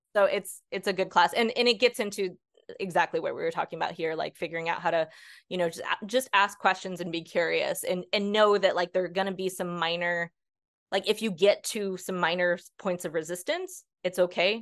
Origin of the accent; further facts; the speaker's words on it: Northeast, United States; I'm from the Northeast